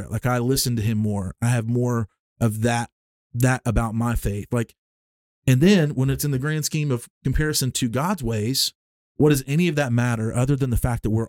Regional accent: Alabama, United States; because we grew up in Alabama in the Southern Baptist Church

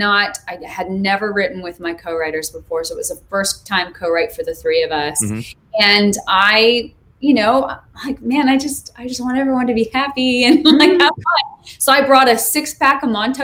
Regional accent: Montana, United States; now in Greensboro, United States; growing up in Montana

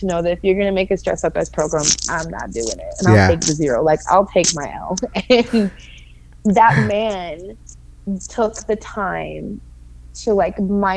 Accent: Florida, United States; here in my home state

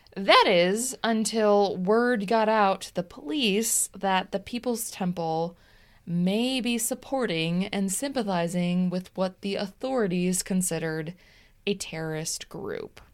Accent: Des Plaines, Illinois, United States; I actually grew up in a house in Des Plaines near train tracks

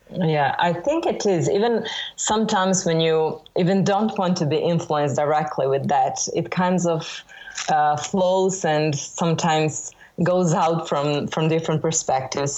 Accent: Belgrade, Serbia; born or raised there

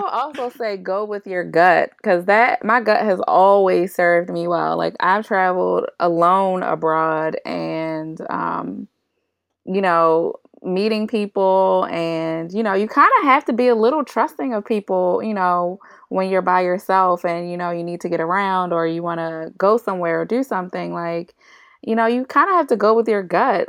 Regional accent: Baltimore, Maryland, United States; I am from Baltimore

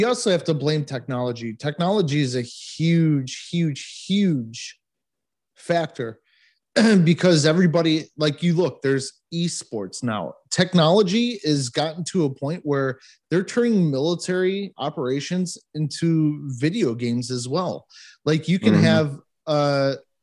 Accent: United States; accent: American; my American accent

